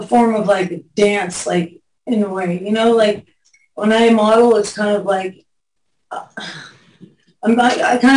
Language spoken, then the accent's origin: English; Pasadena, California, United States; also born or lived in Hollywood; I grew up in Pasadena and moved to Hollywood